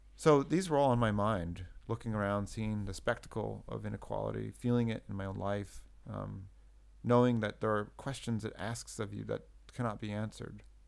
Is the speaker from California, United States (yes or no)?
yes; California, United States; I grew up in California in the '80s